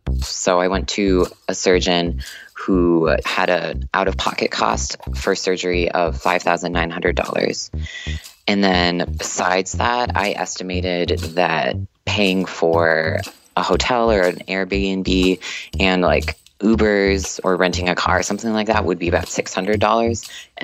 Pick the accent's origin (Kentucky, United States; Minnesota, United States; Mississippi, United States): Minnesota, United States; I'm an engineering student. I'm from Minnesota.